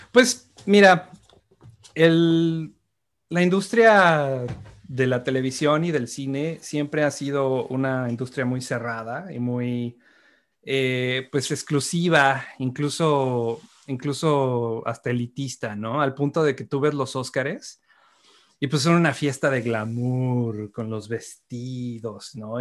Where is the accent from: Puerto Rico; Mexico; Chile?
Mexico; Uno como mexicano